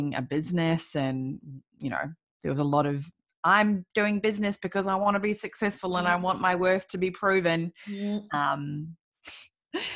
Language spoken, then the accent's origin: English; New Zealand; I was born and raised in New Zealand